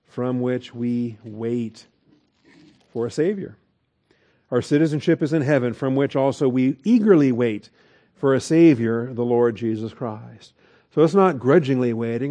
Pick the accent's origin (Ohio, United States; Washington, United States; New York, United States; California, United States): Washington, United States; Seattle; I'm a city boy. I grew up in Seattle, Washington